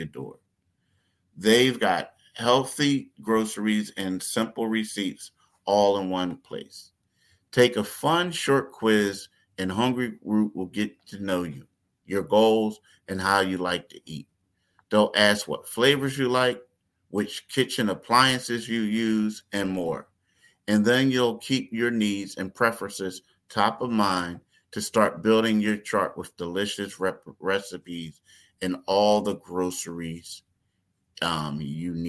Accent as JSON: {"language": "English", "town": "Philadelphia", "region": "Pennsylvania", "country": "United States", "said": "me and you being from Philly"}